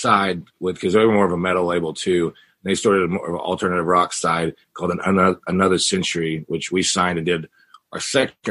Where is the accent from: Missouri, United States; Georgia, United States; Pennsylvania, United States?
Missouri, United States; the Ozarks; now in Phoenix, United States; I'm from the Ozarks.